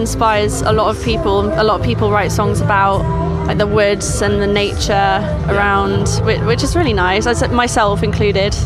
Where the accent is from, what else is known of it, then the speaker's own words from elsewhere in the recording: Suffolk, East of England, United Kingdom; moved away as an adult; now in Norfolk, United Kingdom; I'm from Suffolk, I'm studying in Norfolk